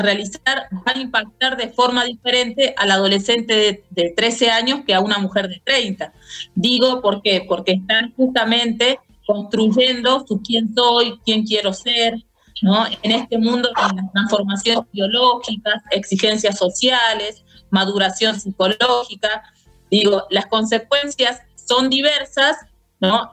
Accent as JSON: {"language": "Spanish", "region": "Jujuy", "country": "Argentina", "said": "licenciada en psicopedagogía de la provincia de Jujuy"}